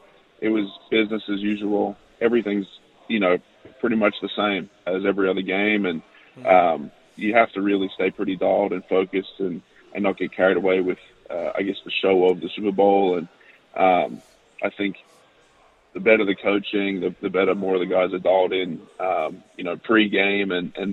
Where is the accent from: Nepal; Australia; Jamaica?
Australia; It was quite tough playing in Australia, in Brisbane